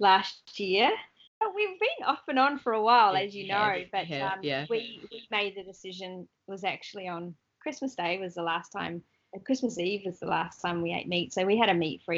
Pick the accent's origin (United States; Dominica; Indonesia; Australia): Australia; we're kind of a bit out in the outback a little bit